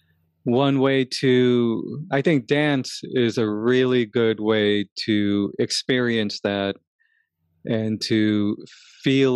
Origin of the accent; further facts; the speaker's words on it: New York City, New York, United States; I grew up in Crown Heights in Brooklyn, and it was a very tough neighborhood